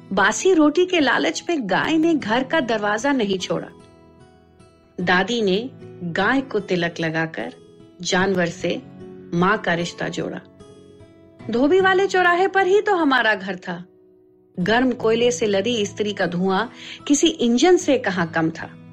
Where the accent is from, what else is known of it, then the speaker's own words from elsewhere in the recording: Delhi, India; मैं दिल्ली में पली बड़ी